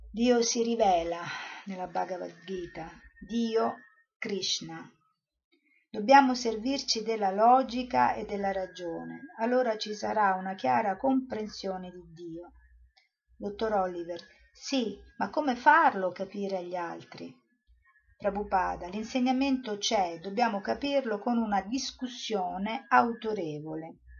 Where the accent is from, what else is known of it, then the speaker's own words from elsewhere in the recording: Rome, Lazio, Italy; io sono romana, sono andata a Roma